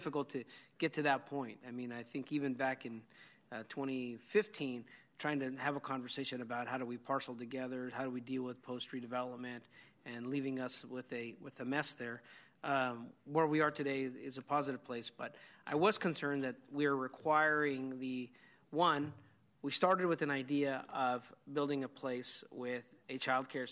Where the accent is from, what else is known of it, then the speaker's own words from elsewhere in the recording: Yolo County, California, United States; I grew up out in Yolo County where we learned to swim in a canal